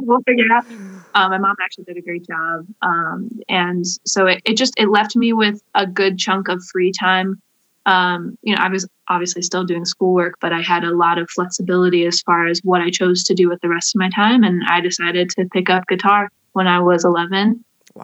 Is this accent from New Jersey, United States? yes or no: no; Wakeman, Ohio, United States; I grew up in Wakeman